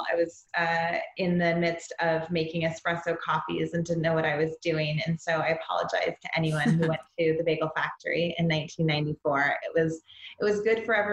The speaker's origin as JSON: {"language": "English", "town": "Vancouver", "region": "Washington", "country": "United States", "tie": "born or raised there", "said": "I grew up in what we call America's Vancouver"}